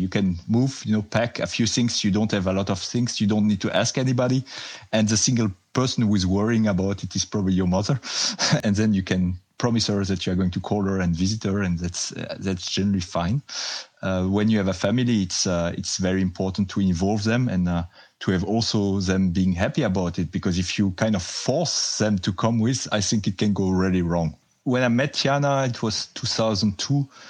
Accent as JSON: {"language": "English", "town": "Strasbourg", "region": "Grand Est", "country": "France", "also_born_or_lived": "Saint-Étienne / Zurich", "accent": "French", "second_language": "English", "moved": "as an adult", "said": "I'm coming from Strasbourg, which is very close to the German border."}